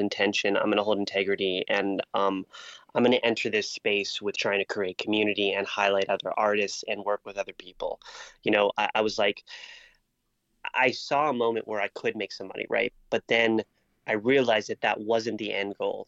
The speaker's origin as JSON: {"language": "English", "town": "Marana", "region": "Arizona", "country": "United States", "tie": "born or raised there", "also_born_or_lived": "Las Vegas", "moved": "as an adult", "said": "I'm a kid from Marana, Arizona, which is like just basically trailer park town"}